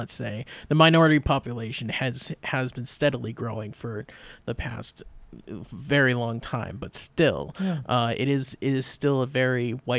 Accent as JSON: {"language": "English", "town": "Northampton", "region": "Massachusetts", "country": "United States", "tie": "born or raised there", "lives_now": "South Hadley, United States", "said": "Speaking as apparently the only born and raised person here."}